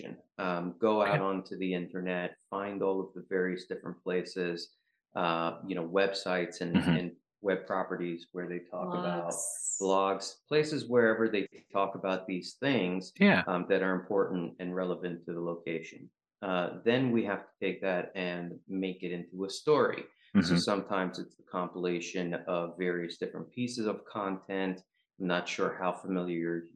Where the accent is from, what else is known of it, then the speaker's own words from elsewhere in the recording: New York City, New York, United States; also born or lived in Ukraine; I grew up in New York. So I went to a high school called Brooklyn Technical High School